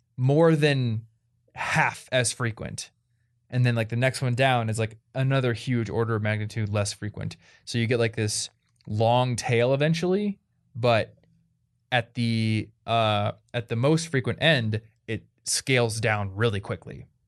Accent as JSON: {"language": "English", "country": "United States", "said": "I'm an American"}